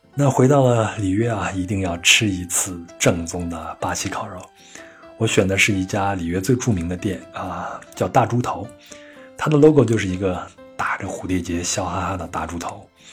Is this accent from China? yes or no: yes; China; 就像我们中国人也不是每一顿都去吃北京烤鸭